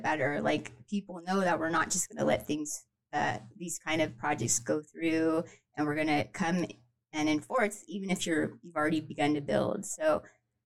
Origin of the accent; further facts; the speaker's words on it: Pasadena, California, United States; now in Honolulu, United States; I went to high school at John Muir High School, which is not in Kauai. It's in Pasadena, California